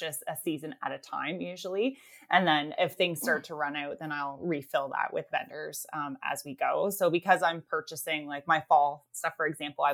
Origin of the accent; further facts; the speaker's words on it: Canada; we are Canadian as well